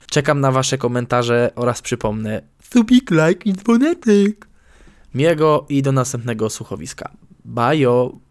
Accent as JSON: {"language": "Polish", "town": "Nowy Sącz", "region": "Lesser Poland", "country": "Poland", "tie": "born or raised there", "said": "Nadmienię, iż pochodzę z Nowego Sącza, więc artykuł dotyczy miejscowej bazyliki, do której uczęszczałem za młodu, a nawet byłem ministrantem i lektorem, haha."}